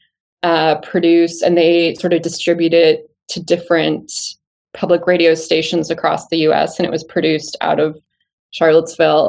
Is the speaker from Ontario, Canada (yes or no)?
yes; outside Toronto, Ontario, Canada; moved away as an adult; where I grew up outside Toronto